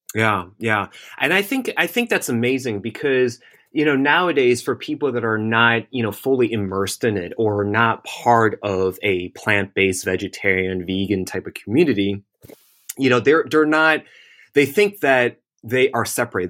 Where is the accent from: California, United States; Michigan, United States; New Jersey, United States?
New Jersey, United States; also born or lived in Manhattan, New York; I was born and raised in Jersey